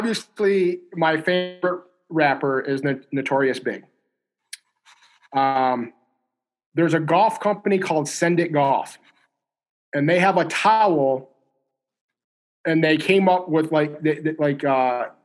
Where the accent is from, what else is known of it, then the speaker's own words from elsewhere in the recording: Midwest, United States; I'm, if you want to call it Midwest.